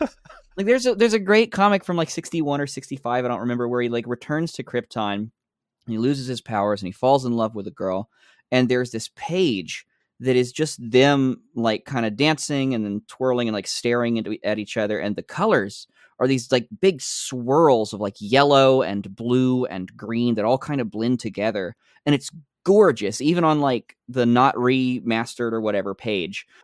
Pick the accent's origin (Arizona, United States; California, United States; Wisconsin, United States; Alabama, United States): Alabama, United States; I grew up in Alabama